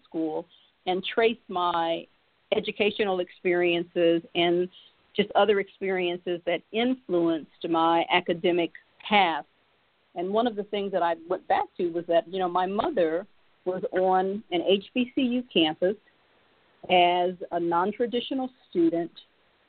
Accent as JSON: {"language": "English", "town": "Springfield", "region": "Ohio", "country": "United States", "tie": "born or raised there", "said": "I grew up in Springfield, Ohio"}